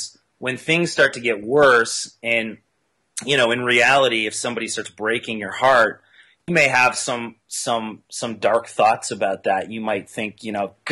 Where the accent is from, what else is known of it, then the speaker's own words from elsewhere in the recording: Canada; I'm Canadian